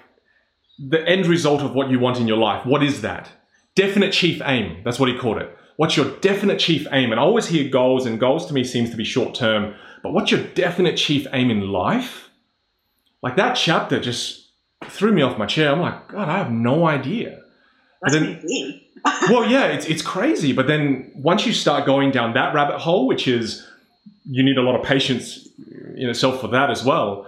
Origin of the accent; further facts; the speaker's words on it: Australia; as an Australian here all my life